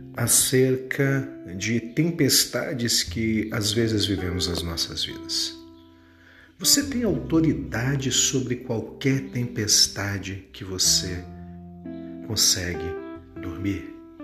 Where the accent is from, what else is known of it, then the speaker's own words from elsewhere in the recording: Vitória, Espírito Santo, Brazil; moved away; minha cidade natal, lá de Vitória, do Espírito Santo